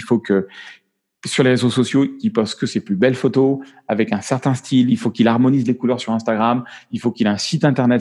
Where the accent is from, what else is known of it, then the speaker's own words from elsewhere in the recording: France; accent: French; moved away; also born or lived in United States; il est revenu mon accent français.